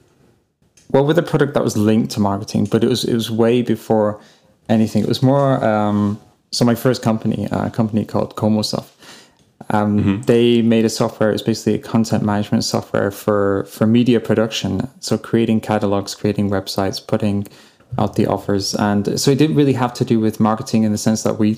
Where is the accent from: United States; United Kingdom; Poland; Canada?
United Kingdom; England; now in Germany; I live in Germany now. I come from England